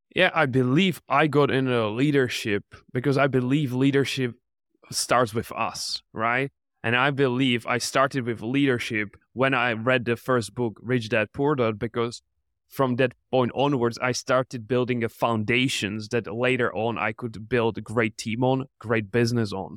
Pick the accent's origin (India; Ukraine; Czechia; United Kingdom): Czechia; I'm from the Czech Republic